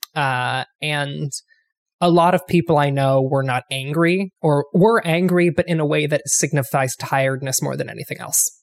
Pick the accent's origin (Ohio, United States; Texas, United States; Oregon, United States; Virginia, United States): Ohio, United States; moved away; I grew up in Ohio